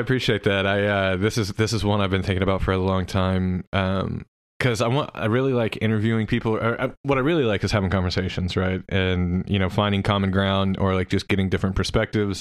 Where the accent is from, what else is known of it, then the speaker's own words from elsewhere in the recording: Oklahoma City, Oklahoma, United States; also born or lived in Norman, Oklahoma; I was from Oklahoma City